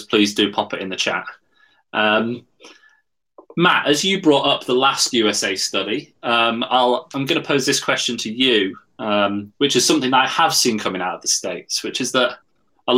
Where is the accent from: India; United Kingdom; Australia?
United Kingdom; Yorkshire and the Humber; I'm a Yorkshireman.